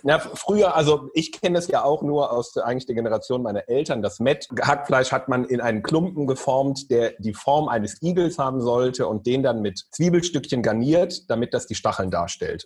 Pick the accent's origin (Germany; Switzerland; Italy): Germany; Solingen, North Rhine-Westphalia; Ich komme ja aus Solingen, aus dem Bergischen Land, da isst man Grünkohl